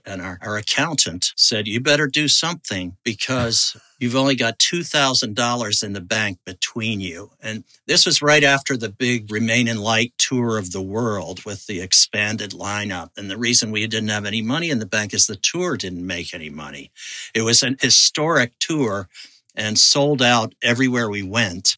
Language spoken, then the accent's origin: English; Kentucky, United States; moved away; also born or lived in Pittsburgh, Pennsylvania / Providence, Rhode Island / New York City; I grew up in Kentucky